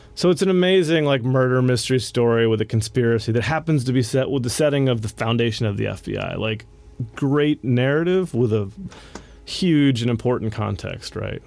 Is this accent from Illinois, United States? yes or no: no; West Virginia, United States; I grew up in West Virginia